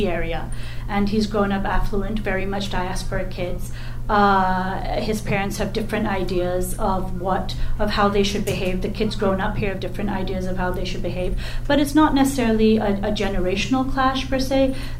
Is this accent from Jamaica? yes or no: no; Saudi Arabia; also born or lived in England / Pakistan; as much as I was an immigrant kid in some respects, growing up in Saudi Arabia and England and stuff, I've spent a great number of years in Pakistan, and I go very frequently.